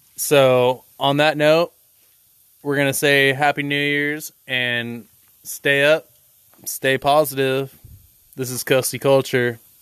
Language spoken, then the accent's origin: English; Pacific Northwest, United States; we're coastal culture, and we come from the Pacific Northwest.